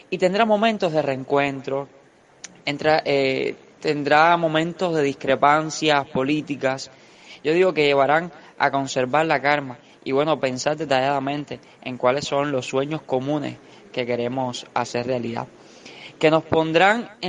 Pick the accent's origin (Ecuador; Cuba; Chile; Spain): Cuba; lo que queremos y de cómo haremos nosotros como cubanos, como jóvenes dignos